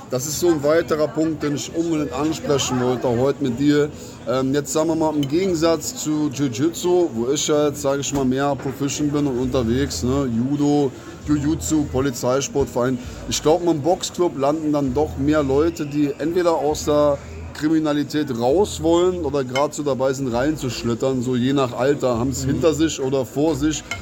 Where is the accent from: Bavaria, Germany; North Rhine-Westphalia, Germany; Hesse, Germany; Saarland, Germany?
Saarland, Germany; Wir sind sowieso im Saarland, sage ich mal, weniger Deutsch als Saarländer.